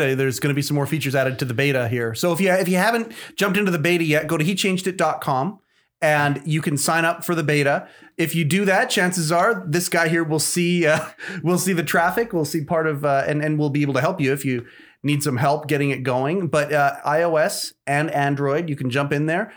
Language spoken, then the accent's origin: English; Canada; I'm born and raised here in Canada